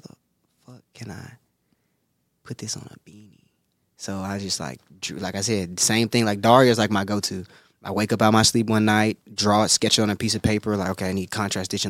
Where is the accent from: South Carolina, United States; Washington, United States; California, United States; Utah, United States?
South Carolina, United States; Greenville; now in Los Angeles, United States; I'm from Greenville, South Carolina.